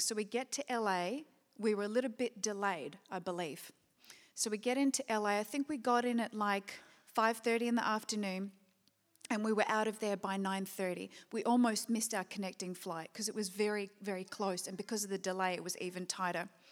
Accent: Perth, Western Australia, Australia; moved away; back in Perth, which I always consider my hometown.

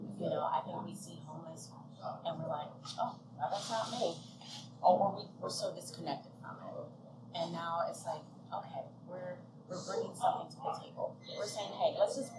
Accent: Detroit, Michigan, United States; moved away; I was born and raised in Detroit

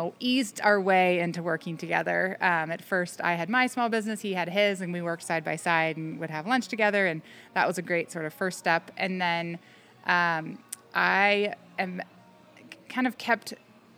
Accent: Menlo Park, California, United States; moved away as an adult; also born or lived in Virginia; now in Fort Jones, United States; I grew up in Menlo Park, California, which is now pretty much the heart of Silicon Valley

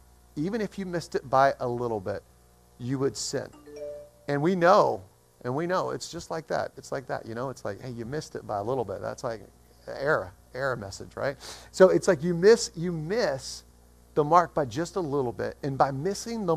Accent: Atlanta, Georgia, United States; moved away; I'm from Atlanta originally.

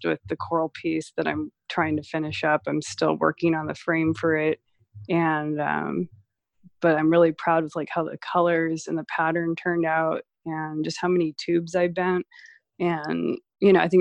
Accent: San Diego, California, United States; moved away as an adult; also born or lived in San Francisco; now in Los Angeles, United States; when I grew up in San Diego

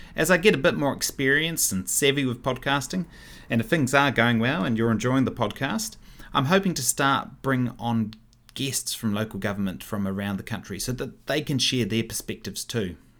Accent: Wellington, New Zealand; also born or lived in Upper Hutt / Melbourne / London / Martinborough; now in Paraparaumu, New Zealand; I was born in Upper Hutt. I was raised in Wellington

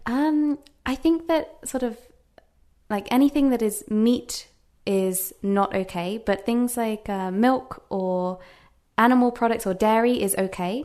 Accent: Worcester, West Midlands, United Kingdom; first language English; moved away as an adult; also born or lived in United States; now in Japan; I'm from a small town called Worcester

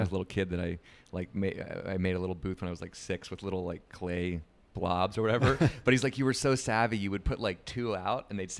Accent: Florida, United States; also born or lived in New Jersey; Mostly. I grew up there. I was born in New Jersey, but was in Florida between the ages of 6 and 22, I think.

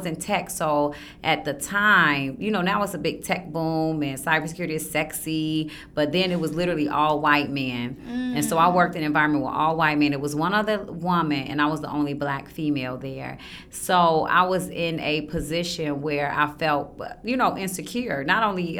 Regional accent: Chicago, Illinois, United States; moved away as an adult; I am from Chicago, and I'm pretty transparent and upfront about my upbringing. So my upbringing was, I'm from Chicago.

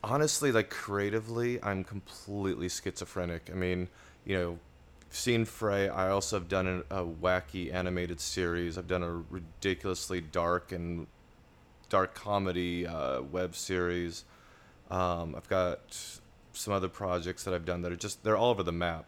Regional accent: Laurel, Montana, United States; moved away; also born or lived in Billings, Montana; I was born in Montana, uh, Billings, Montana, grew up in Laurel.

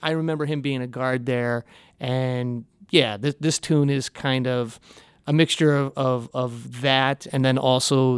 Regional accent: Joliet, Illinois, United States; born and raised in Joliet, Illinois. I lived there until I went off to college, and I still live in the area

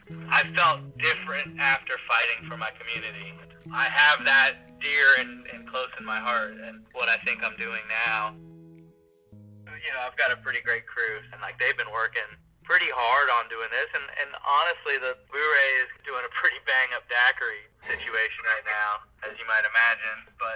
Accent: North Carolina, United States; moved away as an adult; now in New Orleans, United States; I'm from North Carolina originally, but I moved here the year before Katrina.

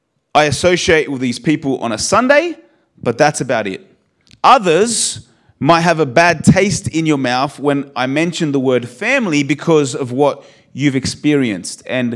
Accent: Australia; born there; You know, I'm Polish. You know, my blood is Polish, born in Australia, so I guess I'm an Australian Polish human being.

